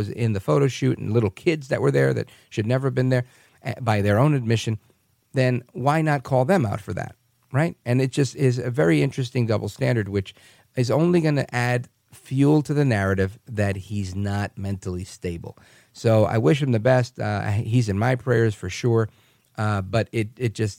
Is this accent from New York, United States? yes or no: yes; New York City, New York, United States; now in New Jersey, United States; My parents are born in Puerto Rico. I was born in Brooklyn, New York, live in the suburbs in Jersey now, 4 miles outside of Times Square